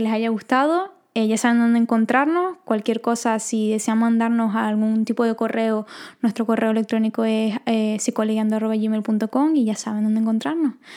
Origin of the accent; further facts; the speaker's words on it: Venezuela; nosotras somos venezolanas